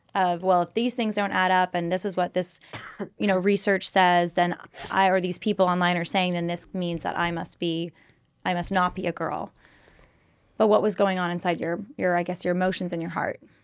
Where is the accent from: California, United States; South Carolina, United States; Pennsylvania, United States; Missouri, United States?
California, United States; we're both from California and similar area